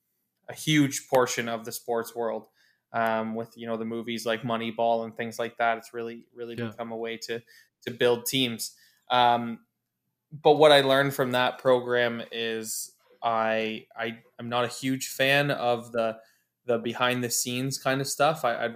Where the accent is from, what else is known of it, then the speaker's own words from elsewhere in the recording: Oshawa, Ontario, Canada; now in Ottawa, Canada; I grew up in Oshawa, Ontario, and moved to Ottawa in 2010.